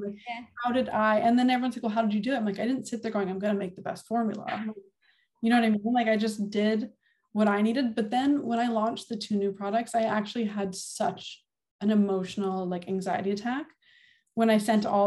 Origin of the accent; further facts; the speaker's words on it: Winnipeg, Manitoba, Canada; moved away as an adult; I'm from St. Vitale and that's where my son was born and where I grew up.